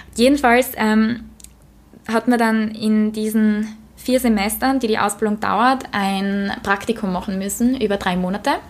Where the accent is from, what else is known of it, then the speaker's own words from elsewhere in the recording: Austria; also born or lived in London; bei uns in Österreich